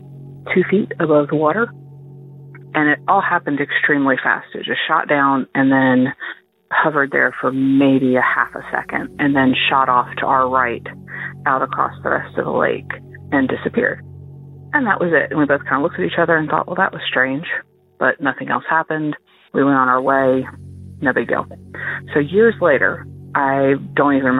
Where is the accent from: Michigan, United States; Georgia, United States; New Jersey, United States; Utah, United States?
New Jersey, United States; moved away; also born or lived in Laurel, Mississippi; I am originally from New Jersey